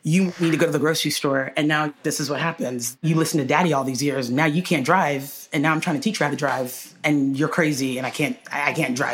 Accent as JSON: {"language": "English", "town": "Houston", "region": "Texas", "country": "United States", "tie": "born or raised there", "said": "we grew up in Houston"}